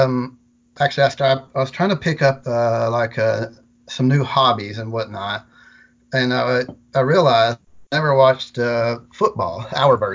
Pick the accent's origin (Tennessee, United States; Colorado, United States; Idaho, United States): Tennessee, United States; near the Tennessee-Kentucky border, Middle; also born or lived in Murfreesboro, Tennessee; I am from the Middle Tennessee area. Yeah, I grew up about, let's say about 60 miles from here, right at the Tennessee-Kentucky border